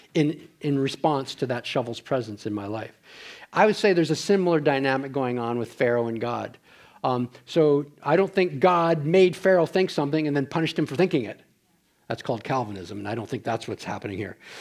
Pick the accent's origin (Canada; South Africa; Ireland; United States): Canada; Ontario; moved away; I'm from Ontario, we do that back there.